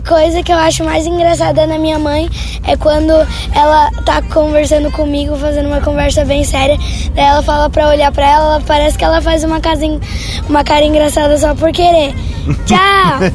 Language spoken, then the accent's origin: Portuguese; Bagé, Rio Grande do Sul, Brazil; eu fui criado em Bagé